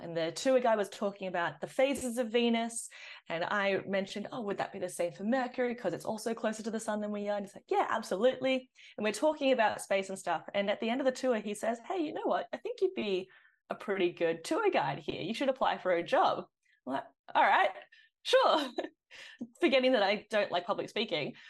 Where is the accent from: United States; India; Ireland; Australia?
Australia; Sydney, New South Wales; I did grow up on green guy country up in the northern beaches of Sydney.